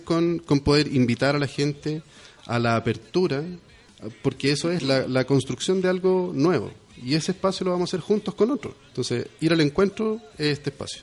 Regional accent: Chile; Somos poquitos en, en, Chile

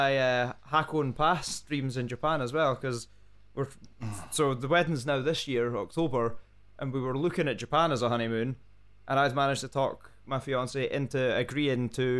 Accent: Scotland, United Kingdom; I'm a Scotsman.

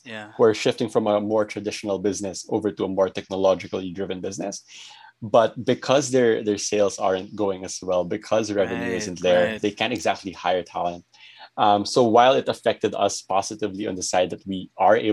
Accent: Philippines

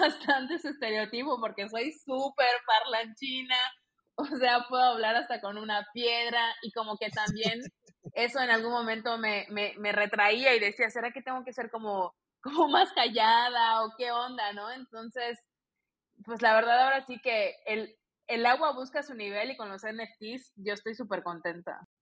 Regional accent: Mexico; also born or lived in Barcelona, Spain; tengo la doble nacionalidad, soy española y mexicana por parte de abuela

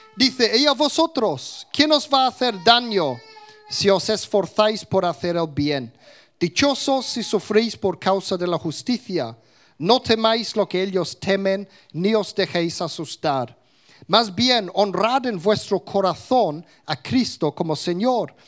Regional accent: England, United Kingdom; first language English; Spanish is a second language; moved away; de niño en Inglaterra, yo nunca decía palabrotas, pero aprendí mi español en la calle

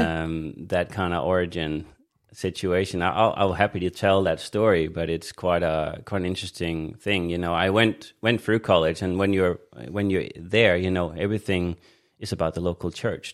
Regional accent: Denmark; moved away; also born or lived in Australia; I was born in Denmark on Jutland, uh, in Jutland

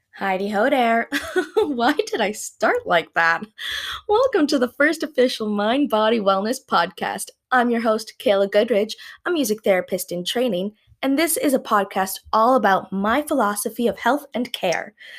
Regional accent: Canada; first language English; I'm from Canada, eh?

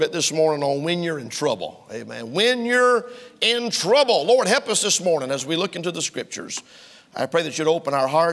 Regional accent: United States; I'm an American

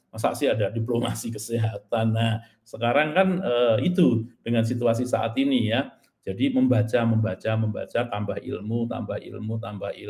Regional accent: Magelang, Central Java, Indonesia; Nah, saya juga berasal dari Magelang, ya.

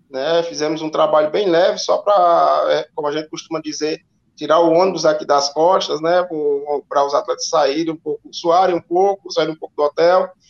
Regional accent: Juazeiro do Norte, Ceará, Brazil; Eu sou de Juazeiro, né? É, boa parte da minha carreira é como atleta atleta foi na região do Cariri

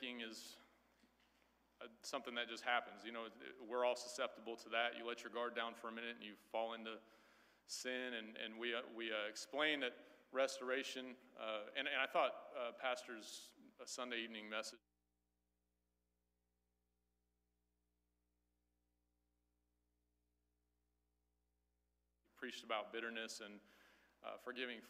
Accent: Midwest, United States; also born or lived in Crestview, Florida; now in Florida, United States; I grew up in the Midwest

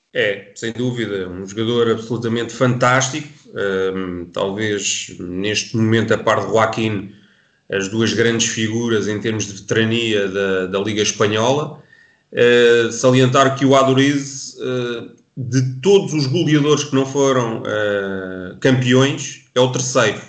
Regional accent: Portugal; particularmente que somos, somos portugueses

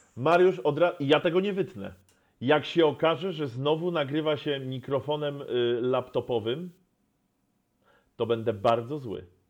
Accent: Poznań, Greater Poland, Poland; ja z Poznania

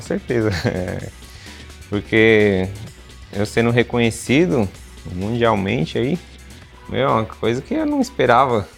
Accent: São Paulo, Brazil; sou da capital de São Paulo, moro em São Paulo mesmo

